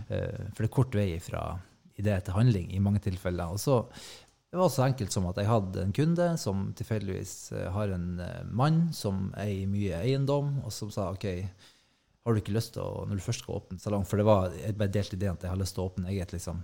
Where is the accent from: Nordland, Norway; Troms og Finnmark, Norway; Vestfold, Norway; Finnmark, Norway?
Nordland, Norway; Hemnesberget; moved away as an adult; jeg er fra Hemnesberget